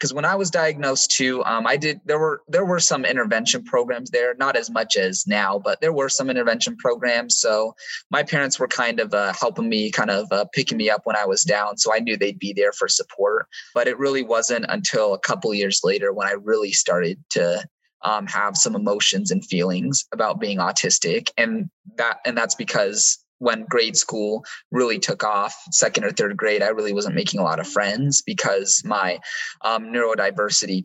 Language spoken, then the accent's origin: English; Chandler, Arizona, United States; now in Spokane, United States; I was born on July 11th, 2000 at Phoenix, Arizona. It's specifically, though, in Chandler, Arizona